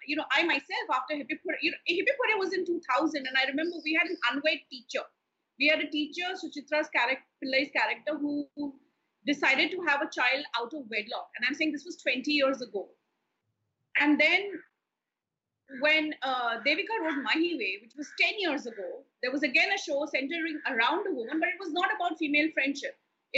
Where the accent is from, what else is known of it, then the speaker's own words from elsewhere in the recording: Kolkata, West Bengal, India; also born or lived in Hyderabad / Delhi; the only kind of television that I watched when I was growing up in Kolkata or in Hyderabad and Delhi was, you know, the DD shows